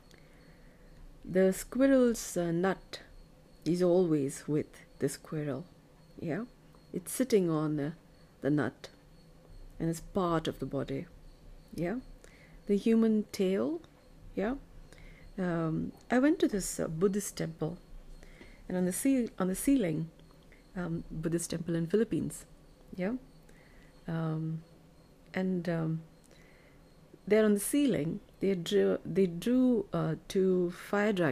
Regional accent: Bengaluru, Karnataka, India; I'm from India, Bengaluru.

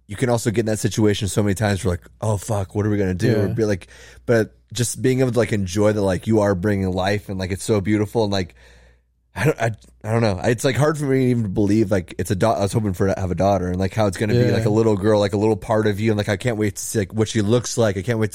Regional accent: Seattle, Washington, United States; I'm from Seattle.

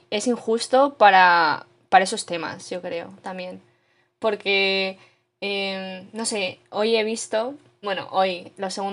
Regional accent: Canada; somos, porque yo soy canadiense.

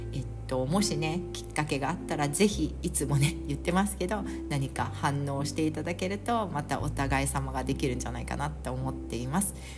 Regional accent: Chiba, Japan; 私千葉県民で

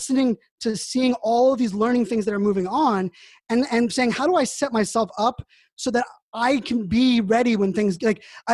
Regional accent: Pittsburgh, Pennsylvania, United States; moved away; I grew up in Pittsburgh, Pennsylvania

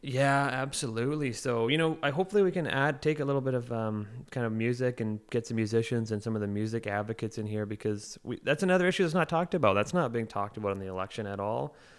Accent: Oliver, British Columbia, Canada; now in Victoria, Canada; I grew up in Oliver and Osoyoos in between the two towns.

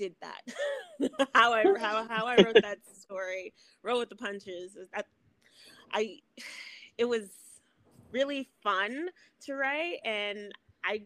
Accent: East Coast, United States; I'm from the East Coast

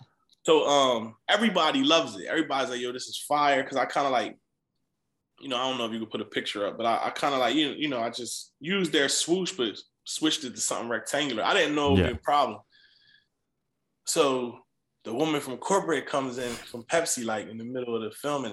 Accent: East Coast, United States; You know, it was ideal that I was from the East Coast

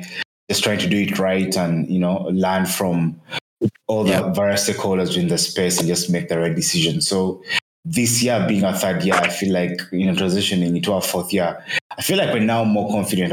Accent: Kampala, Central Region, Uganda; born and raised in Kampala, Uganda.

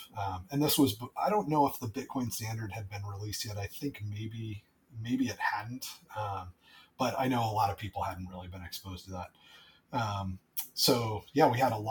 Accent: United States; I'm American.

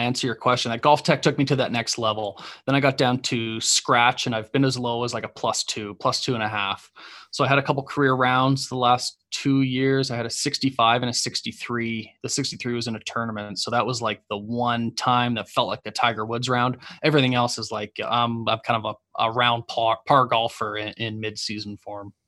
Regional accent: Canada; also born or lived in Los Angeles; I'm Canadian

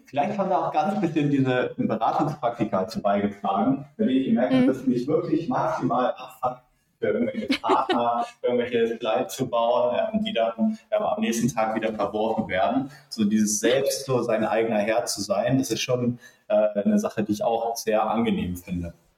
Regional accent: Hamburg, Germany; moved away as an adult; also born or lived in Münster; Ich komme ursprünglich aus Hamburg

